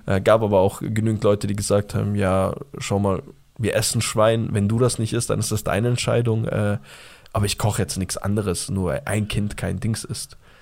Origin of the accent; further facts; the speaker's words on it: Bavaria, Germany; Bei uns in Bayern